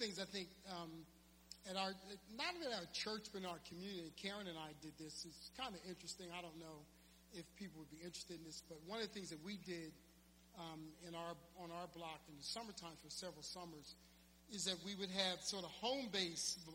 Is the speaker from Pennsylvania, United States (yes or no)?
yes; Philadelphia, Pennsylvania, United States; the church I grew up in West Philly